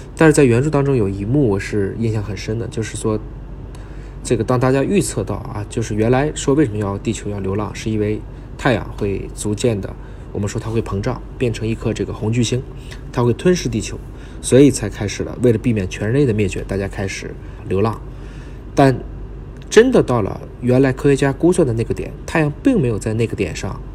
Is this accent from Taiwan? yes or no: no; China; 咱们中国人